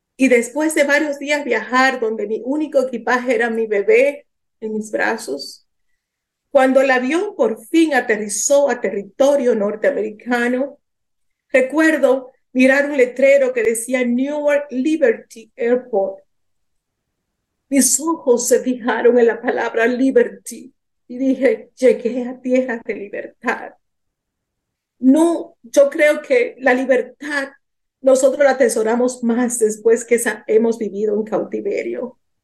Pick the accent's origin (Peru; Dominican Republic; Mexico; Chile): Dominican Republic; moved away as an adult; also born or lived in New York, United States / Lebanon; Yo soy de origen dominicana